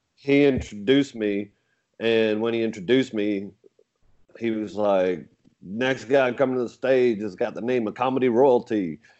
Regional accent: England, United Kingdom; now in United States; I talk about being English and moving over here from England

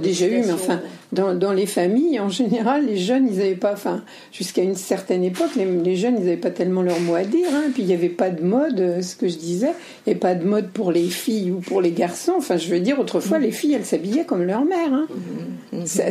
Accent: western France, France; je suis de l'Ouest

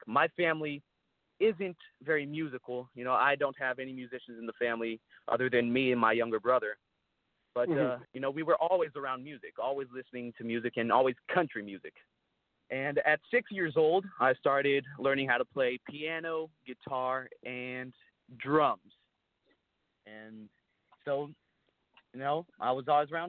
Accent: Brazil; also born or lived in United States; now in Nashville, United States; I was born in Brazil, you know, and my dad was a bull rider, and that's the reason why we moved here to the United States

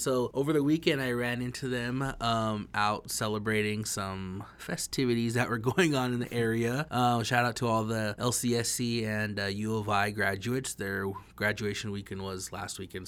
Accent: northern Idaho, United States; I'm from the northern part of Idaho

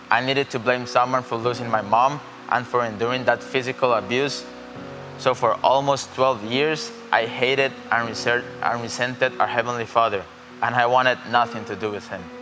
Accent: Costa Rica

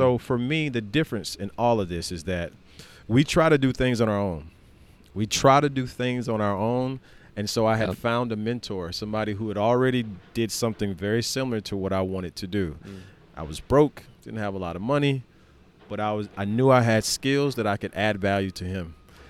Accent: the South, United States; Growing up in the South, you said you lived in Greenville for quite some time. So I grew up in the Bible Belt.

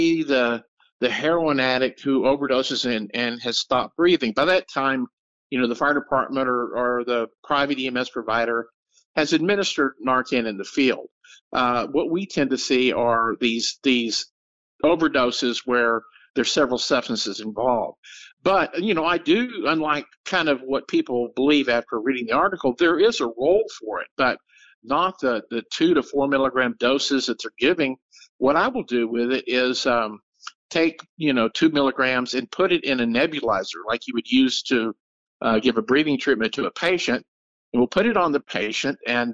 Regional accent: Texas, United States; I'm from Texas

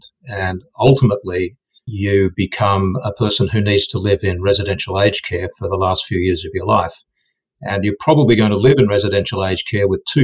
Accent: Australia; moved away as an adult; also born or lived in Silicon Valley, United States; I'm Australian

